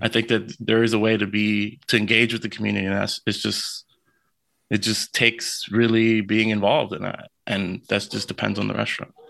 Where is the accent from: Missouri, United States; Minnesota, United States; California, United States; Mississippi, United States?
California, United States; Lynwood; I'm from Linwood. This, this, like, uh, it's, it's the city over next to Compton in L A.